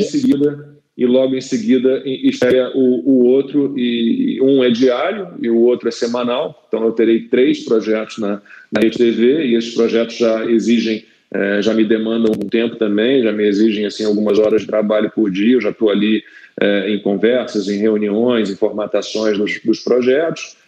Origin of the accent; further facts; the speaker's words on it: Rio de Janeiro, Brazil; moved away as an adult; now in São Paulo, Brazil; sou carioca, mas tô em São Paulo já há quase, nossa, dois anos